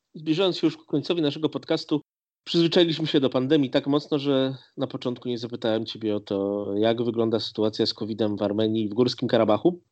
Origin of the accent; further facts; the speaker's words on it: Lublin Voivodeship, Poland; My obydwaj pochodzimy z Lubelszczyzny